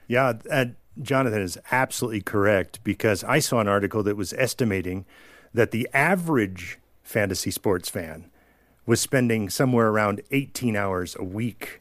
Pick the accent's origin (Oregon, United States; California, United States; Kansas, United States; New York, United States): New York, United States; I was from New York